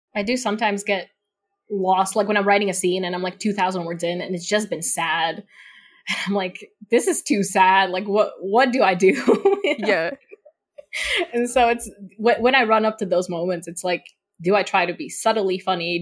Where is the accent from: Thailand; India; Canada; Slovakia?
Slovakia; first language Slovak; English is a second language; also born or lived in United Kingdom; I'm also not from the UK, I'm from Eastern Europe